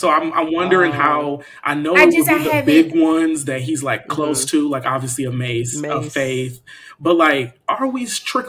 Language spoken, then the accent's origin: English; Detroit, Michigan, United States; growing up in Detroit